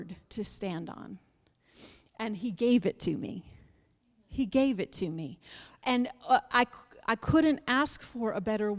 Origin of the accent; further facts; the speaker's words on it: Buffalo, New York, United States; moved away; I'm from Buffalo, New York. I was raised in Buffalo, New York